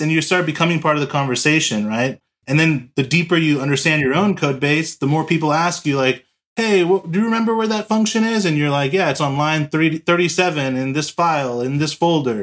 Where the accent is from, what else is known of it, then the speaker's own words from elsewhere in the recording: Los Angeles, California, United States; also born or lived in San Diego; I'm from Los Angeles, California. Born and raised here in California